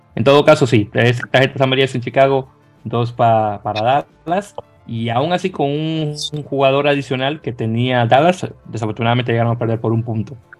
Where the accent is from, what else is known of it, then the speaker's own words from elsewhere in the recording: Dominican Republic; como buen dominicano que soy